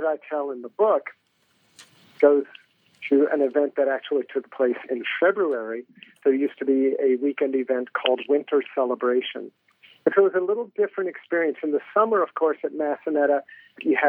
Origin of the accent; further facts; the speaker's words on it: Hampton, Virginia, United States; Well, I'm from Virginia. I grew up in Hampton, Virginia